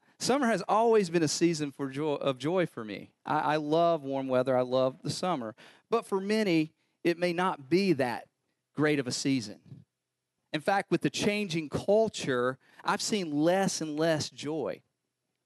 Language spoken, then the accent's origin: English; North Carolina, United States; I'm from North Carolina